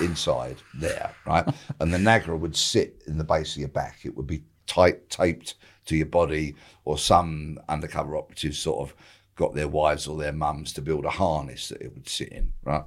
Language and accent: English; Bexley, London, United Kingdom; I was born and raised in Bexley